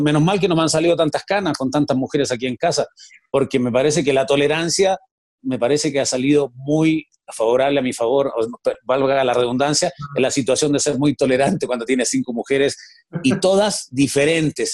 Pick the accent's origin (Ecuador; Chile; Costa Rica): Chile; moved away as an adult; now in Mexico; soy nacido y criado en Chile